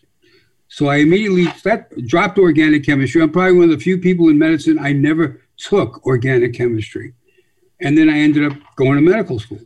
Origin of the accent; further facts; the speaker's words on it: Rhode Island, United States; I grew up in Rhode Island